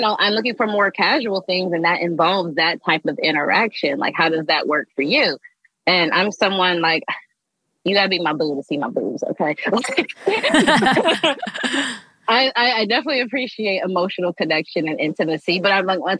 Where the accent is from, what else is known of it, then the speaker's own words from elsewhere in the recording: Columbus, Ohio, United States; now in Los Angeles, United States; I was born and raised in Columbus, Ohio, from the Midwest. I'm based in Los Angeles